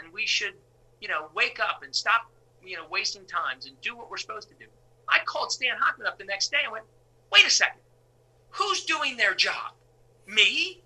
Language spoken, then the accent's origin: English; Philadelphia, Pennsylvania, United States; as Philadelphia people with our insecurities on our sleeve